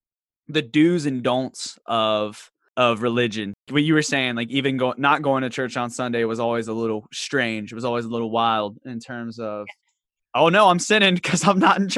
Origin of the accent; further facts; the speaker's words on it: Virginia, United States; now in Charlotte, United States; growing up in Southwestern Virginia, and having a very country family, it doesn't come out a lot now that I'm in Charlotte.